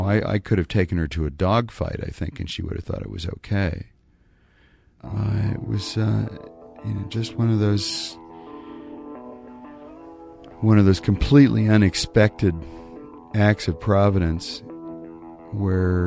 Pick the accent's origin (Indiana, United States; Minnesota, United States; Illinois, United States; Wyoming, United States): Wyoming, United States; a little town in; now in New York, United States; I'm from a little town in Wyoming, which is kind of like British Columbia